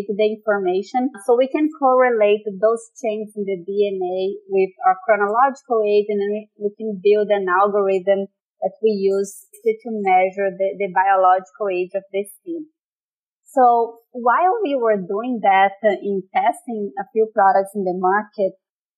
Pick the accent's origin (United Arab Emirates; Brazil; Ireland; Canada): Brazil; moved away as an adult; I'm originally from Brazil